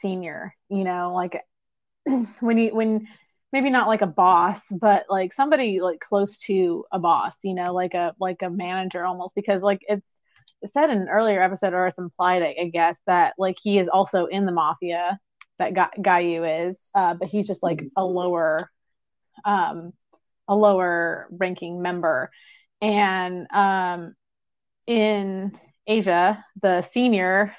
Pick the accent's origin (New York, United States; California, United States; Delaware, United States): California, United States; San Diego; I grew up in Southern California, like San Diego specifically